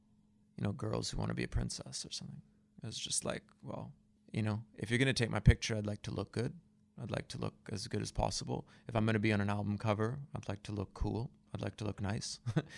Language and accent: English; India; also born or lived in Goa; It could, yeah, I grew up in India, you know. I spent a lot of time in Goa.